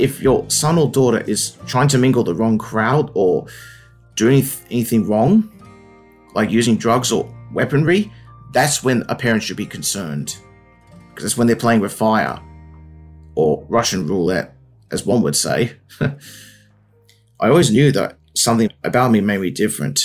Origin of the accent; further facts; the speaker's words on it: Wollongong, New South Wales, Australia; I grew up in Wollongong my whole life. Wollongong is a coastal town down on the south coast of New South Wales, Australia.